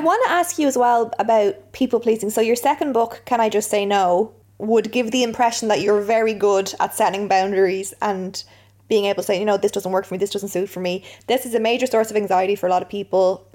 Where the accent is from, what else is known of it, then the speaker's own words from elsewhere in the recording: Ireland; being Irish